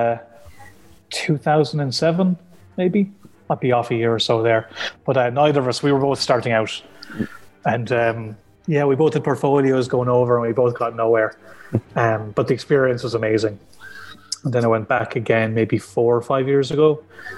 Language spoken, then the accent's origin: English; County Clare, Munster, Ireland; I'm from Clare, and there was no comic shop near me.